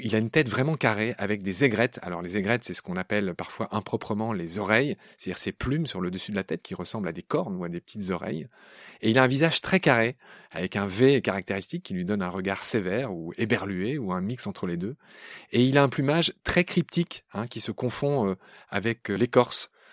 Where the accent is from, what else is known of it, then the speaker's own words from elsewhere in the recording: Lorraine, Grand Est, France; je suis Lorrain